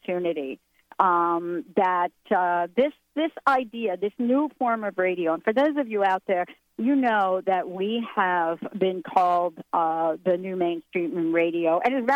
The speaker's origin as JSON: {"language": "English", "region": "New York", "country": "United States", "said": "I'm from New York, but I have to say I'm from the Bronx."}